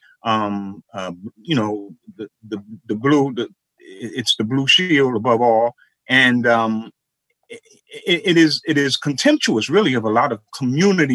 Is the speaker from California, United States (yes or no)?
no; New York, United States; growing up in New York.